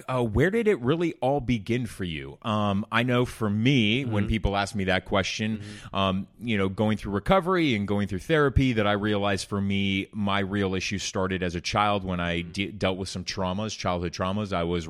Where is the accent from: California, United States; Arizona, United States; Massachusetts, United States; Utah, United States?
California, United States; Orange County; I felt that my parents were embarrassed for how the community that I grew up in Orange County